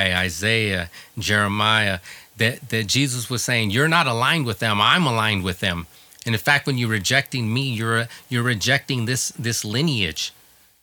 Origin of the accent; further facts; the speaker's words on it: Los Angeles, California, United States; my hometown